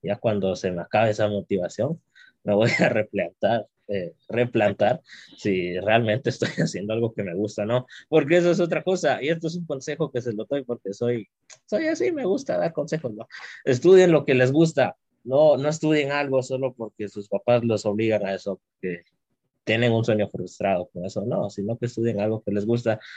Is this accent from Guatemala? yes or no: yes; Guatemala; como guatemaltecos y guatemaltecas